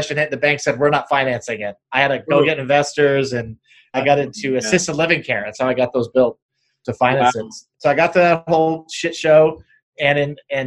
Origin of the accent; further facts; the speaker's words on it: Apple Valley, California, United States; Southern California, I'm from Apple Valley